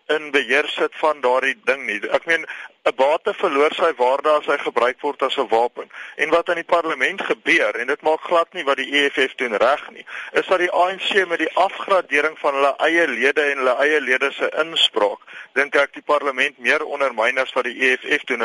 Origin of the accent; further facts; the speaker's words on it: South Africa; ons wat wat as Afrikaners gereken word, met ander woorde wit Afrikaanssprekendes